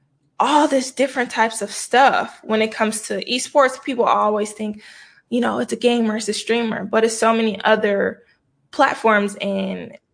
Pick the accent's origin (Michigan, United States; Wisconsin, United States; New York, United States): Michigan, United States; I'm from Michigan